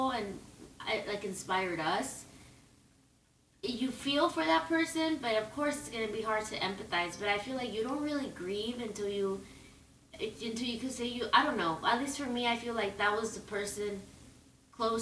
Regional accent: Southern California, United States; I grew up in Southern California

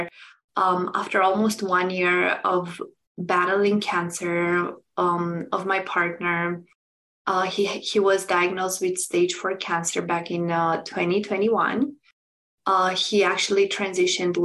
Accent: Romania; moved away as an adult; now in United States; I'm originally from Romania, and I moved almost 9 years ago to United States

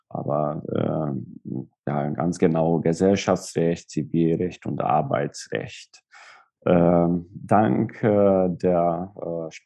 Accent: Szeged, Csongrád-Csanád, Hungary; born there; first language Hungarian; German is a second language; Ich bin in Ungarn geboren, in Szeged. Äh, Szeged ist eine, eine Großstadt hier in Südungarn, neben der serbischen und rumänischen Grenze. Äh, meine Muttersprache ist äh, Ungarisch.

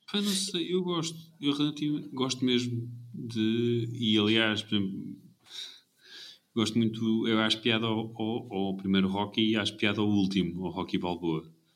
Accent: Portugal

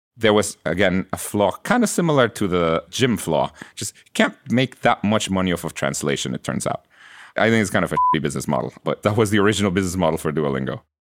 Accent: Guatemala; English is a second language; moved away as an adult; now in United States; I was born in Guatemala, and I, I grew up there. And I came to college here in the U S

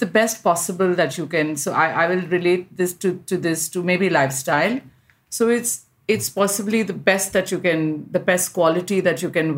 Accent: India; I'm an Indian fashion designer

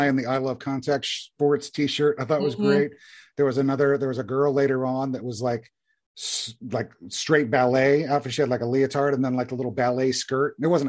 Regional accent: Southeastern Virginia, United States; when I was growing up in Southeastern Virginia.

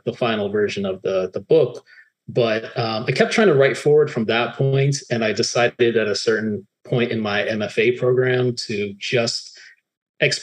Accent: Miami, Florida, United States; growing up in Miami, where, you know, it's truly a city of immigrants

